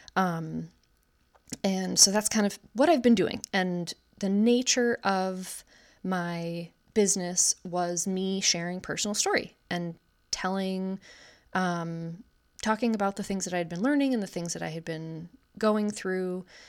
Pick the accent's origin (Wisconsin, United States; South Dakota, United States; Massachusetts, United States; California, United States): Wisconsin, United States; I'm 31 years old, born and raised in Wisconsin